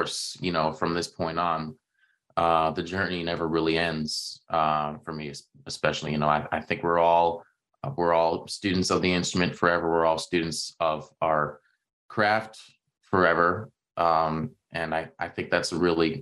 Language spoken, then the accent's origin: English; Toronto, Ontario, Canada; growing up in the Toronto area